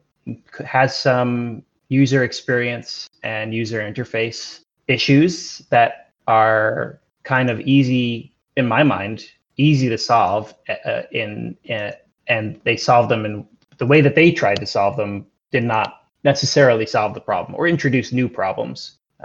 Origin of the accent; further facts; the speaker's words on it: United States; now in New Zealand; I'm American, but I live in New Zealand